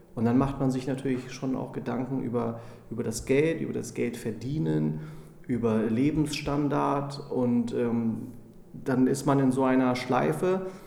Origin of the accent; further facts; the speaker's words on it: Braunschweig, Lower Saxony, Germany; also born or lived in California; now in Hamburg, Germany; bin äh, gebürtiger Braunschweiger